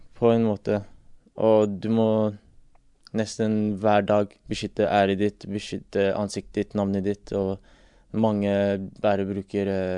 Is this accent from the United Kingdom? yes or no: yes; England, United Kingdom; now in Norway; jeg vokste opp i England